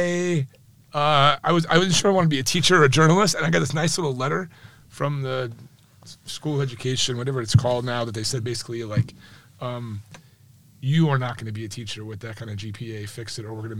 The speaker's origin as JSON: {"language": "English", "town": "Addison", "region": "Illinois", "country": "United States", "tie": "born or raised there", "said": "I grew up in Addison, Illinois, not far from O'Hare"}